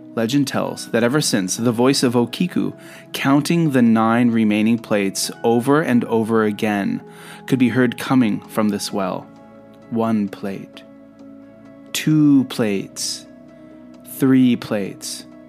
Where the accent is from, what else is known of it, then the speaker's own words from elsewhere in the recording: Canada; also born or lived in Japan; I'm a Canadian who lived in Japan for quite some time